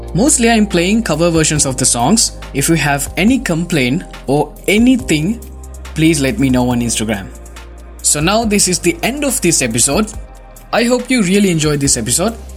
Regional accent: Sri Lanka; I'm from Sri Lanka

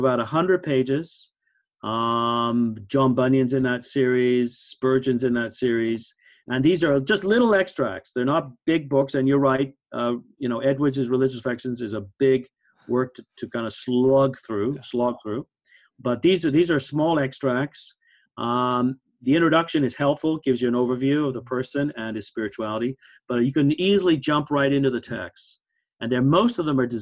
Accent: Canada; I'm Canadian

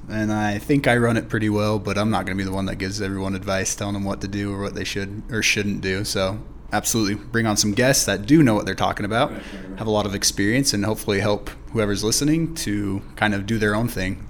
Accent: Idaho Falls, Idaho, United States; also born or lived in California; I grew up here in Idaho Falls. I wasn't born here. I was born in California, but I grew up most of my life here in Idaho Falls

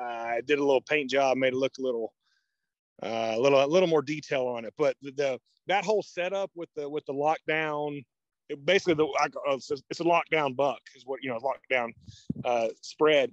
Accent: Oklahoma, United States; I'm from Oklahoma

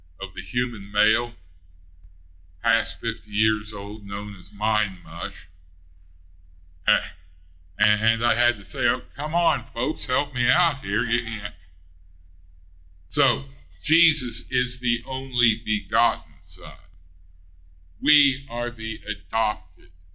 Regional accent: Ray County, Missouri, United States; accent: Ray County; my Ray County accent

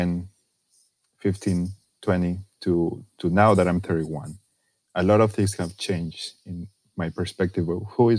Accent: Torreón, Coahuila, Mexico; English is a second language; now in United States; I was born in Mexico, in a northern city called Torreón

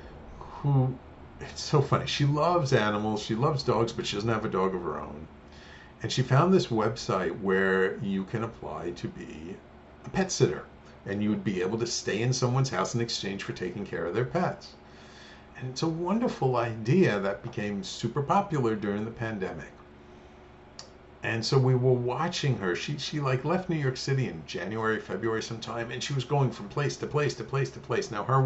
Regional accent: Australia; we saw the picture of the two of you holding a koala, and we're from Australia, and we thought these are the perfect people for us.

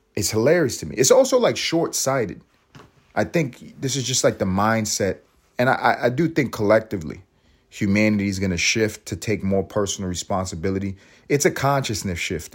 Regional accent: United States; As an American

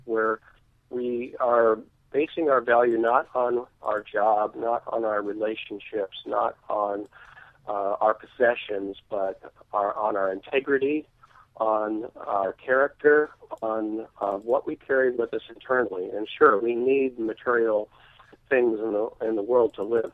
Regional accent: Alaska, United States; my hometown in Alaska

